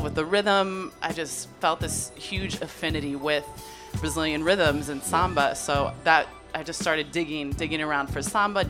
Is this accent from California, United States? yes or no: yes; Felton, California, United States; I'm from Cali. I'm from Felton, which is a little mountain town in the Santa Cruz Mountains of California.